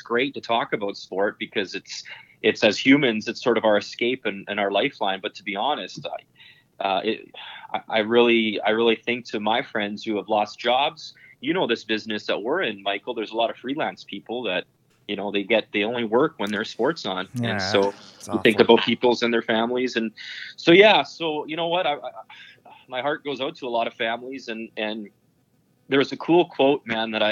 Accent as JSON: {"language": "English", "town": "Boyle", "region": "Alberta", "country": "Canada", "tie": "born or raised there", "moved": "yes", "said": "We grew up on a 3-sheeter in a little town called Boyle, Alberta. And when I tell people I'm from Boyle"}